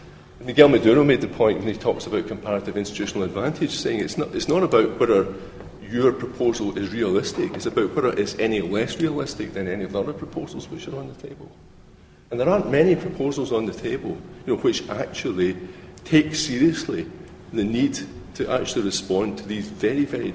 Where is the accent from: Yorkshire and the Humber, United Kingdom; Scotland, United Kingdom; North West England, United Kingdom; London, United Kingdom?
Scotland, United Kingdom; I come from Scotland